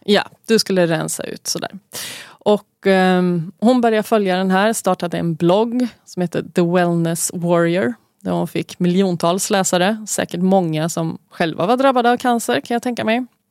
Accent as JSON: {"language": "Swedish", "town": "Gothenburg", "region": "Västra Götaland", "country": "Sweden", "said": "Vi är göteborgare"}